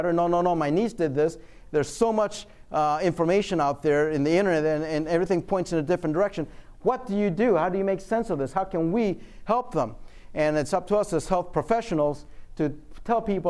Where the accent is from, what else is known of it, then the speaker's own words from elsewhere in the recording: Michigan, United States; I'm from Michigan